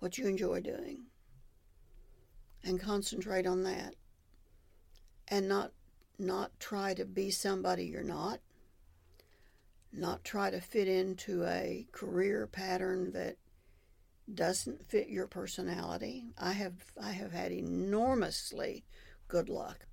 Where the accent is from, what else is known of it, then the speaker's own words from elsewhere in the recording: Oklahoma City, Oklahoma, United States; moved away as an adult; also born or lived in Madill, Oklahoma; I grew up in Oklahoma City, which I thought at the time was the biggest city in the world.